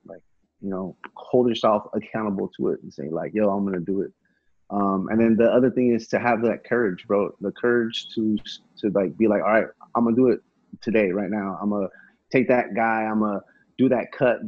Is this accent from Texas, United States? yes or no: no; Salinas, California, United States; I grew up in Salinas